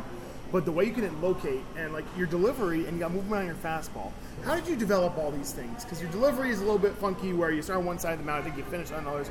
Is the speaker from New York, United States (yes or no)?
yes; Upstate New York, United States; I'm from New York as well